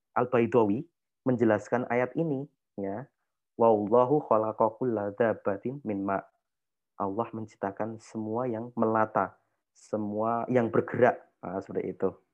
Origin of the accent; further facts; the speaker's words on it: Yogyakarta, Special Region of Yogyakarta, Indonesia; saya orang Jawa nggih, maksudnya saya orang Jogja.